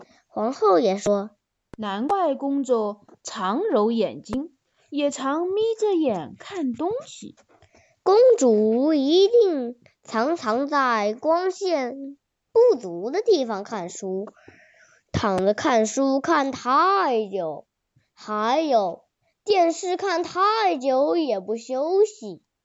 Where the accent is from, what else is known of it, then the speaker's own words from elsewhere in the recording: Suzhou, Jiangsu, China; 我是来自江苏苏州的